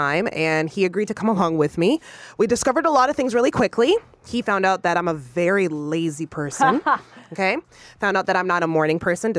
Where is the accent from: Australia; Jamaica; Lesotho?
Jamaica; I'm Jamaican.